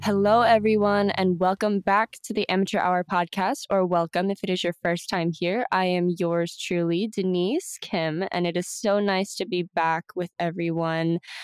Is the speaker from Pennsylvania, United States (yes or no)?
no; Houston, Texas, United States; born and raised in Houston, Texas